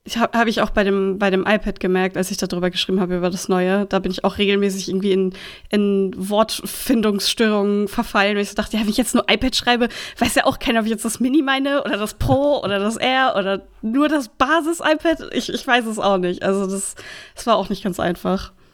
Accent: North Rhine-Westphalia, Germany; now in Schleswig-Holstein, Germany; Ich komme aus NRW

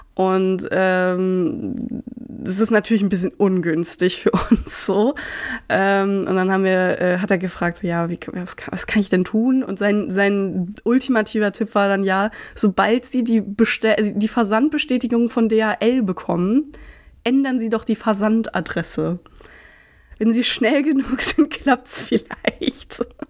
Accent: Marburg, Hesse, Germany; moved away; nach Marburg geschickt, wo ich herkomme

